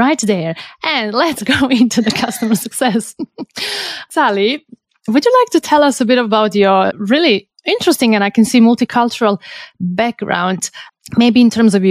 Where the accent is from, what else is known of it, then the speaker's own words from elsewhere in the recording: Croatia; I'm from Croatia.